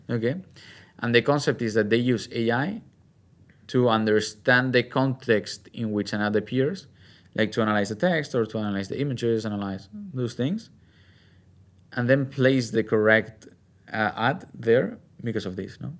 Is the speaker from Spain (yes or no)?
yes; Spain; my home country, from Spain